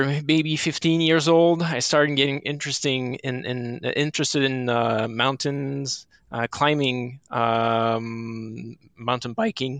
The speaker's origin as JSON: {"language": "English", "town": "Saint-Sauveur", "region": "Quebec", "country": "Canada", "tie": "born or raised there", "said": "I grew up in Saint-Sauveur, which is a ski village north of Montreal"}